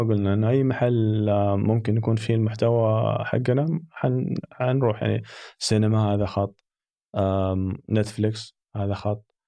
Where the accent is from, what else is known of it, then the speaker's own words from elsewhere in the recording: Saudi Arabia; احنا محظوظين يعني كسعوديين